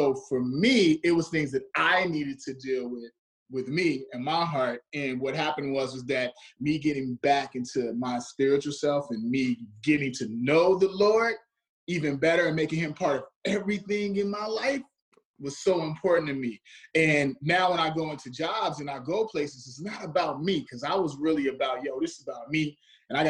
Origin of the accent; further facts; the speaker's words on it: Chicago, Illinois, United States; moved away; I grew up on the south side, so I grew up around gang violence